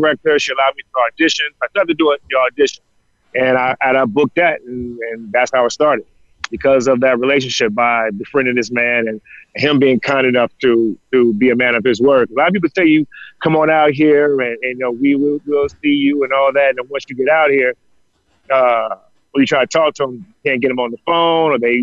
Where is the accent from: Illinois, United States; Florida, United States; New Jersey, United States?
Illinois, United States; Chicago; now in Los Angeles, United States; I'm from Chicago